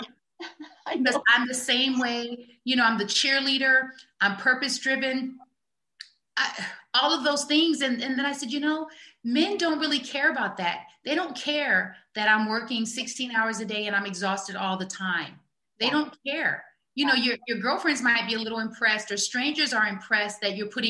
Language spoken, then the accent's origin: English; Omaha, Nebraska, United States; moved away; I'm a girl from Omaha, Nebraska